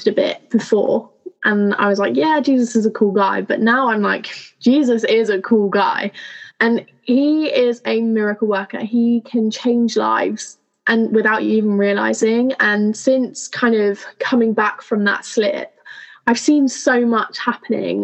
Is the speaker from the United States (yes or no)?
no; Plymouth, South West England, United Kingdom; also born or lived in Cornwall; I'm from Plymouth, which is in Devon in the United Kingdom